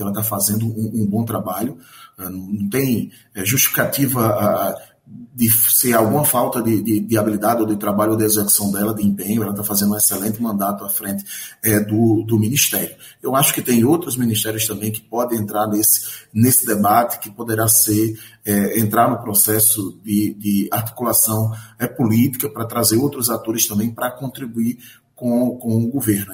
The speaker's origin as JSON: {"language": "Portuguese", "area": "Itabira", "region": "Pernambuco", "country": "Brazil", "said": "Lá na minha cidade, Itabira"}